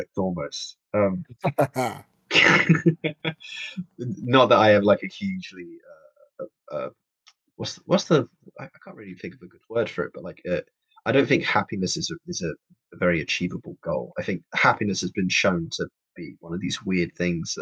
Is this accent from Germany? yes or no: no; London, United Kingdom; I'm born and raised in London, from London, Hackney specifically. East London.